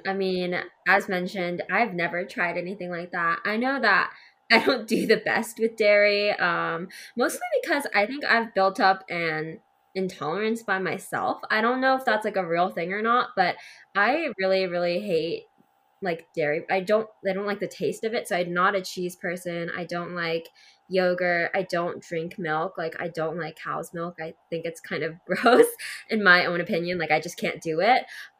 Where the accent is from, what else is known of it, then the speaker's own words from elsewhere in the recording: Seattle, Washington, United States; Seattle, Washington.